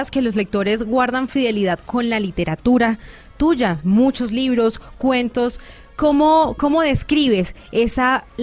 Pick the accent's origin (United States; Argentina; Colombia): Colombia; Medellín, Antioquia; soy de Medellín